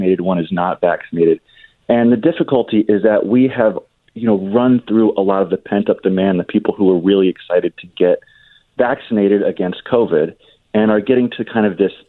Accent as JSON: {"language": "English", "region": "New Jersey", "country": "United States", "tie": "born or raised there", "said": "In New Jersey, my home state"}